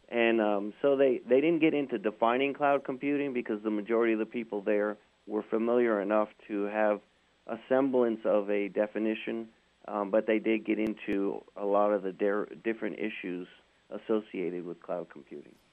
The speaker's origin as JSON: {"language": "English", "region": "New York", "country": "United States", "tie": "born or raised there", "said": "I grew up in New York"}